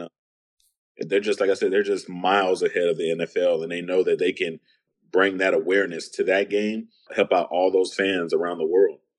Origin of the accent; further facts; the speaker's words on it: San Antonio, Texas, United States; I was growing up on the East Side